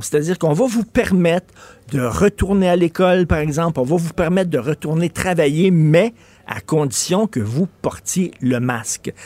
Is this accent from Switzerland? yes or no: no; Canada; je suis Canadien